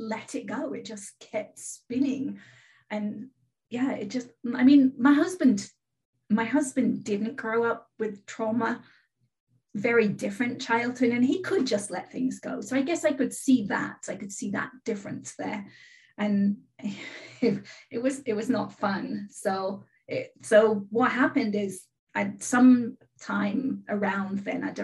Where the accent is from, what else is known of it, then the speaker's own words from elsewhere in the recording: England, United Kingdom; now in California, United States; I live in California. I'm originally from England. I've lived in California 33 years.